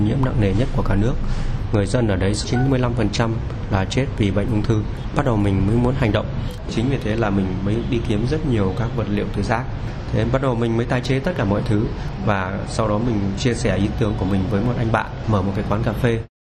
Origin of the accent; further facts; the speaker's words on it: Yen Phong District, Bac Ninh, Vietnam; tôi sinh ra và lớn lên ở huyện Yên Phong Bắc Ninh